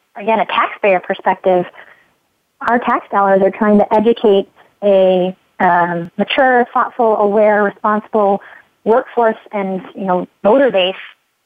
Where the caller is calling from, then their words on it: Palo Alto, California, United States; And I'm calling you from Palo Alto in the heart of Silicon Valley.